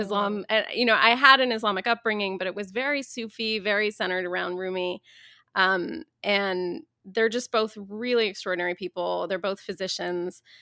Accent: Dayton, Ohio, United States; I grew up in Dayton, Ohio, as an Iranian American Muslim

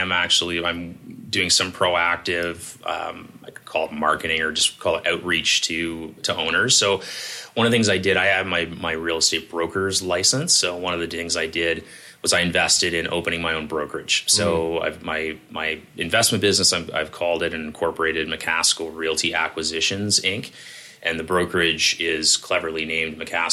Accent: Toronto, Ontario, Canada; I grew up in Leaside

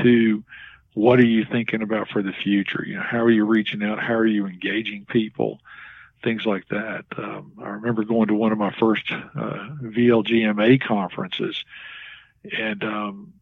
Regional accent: Galax, Virginia, United States; also born or lived in Danville, Virginia / Marion, Virginia; I'm originally from Galax. I was actually born in Danville, and my parents moved to Galax when I was very young, probably 3 or 4 years old

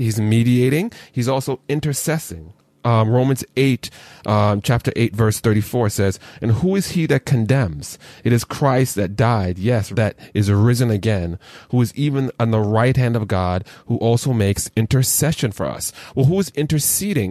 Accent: Jamaica; a Jamaican who has multiple jobs

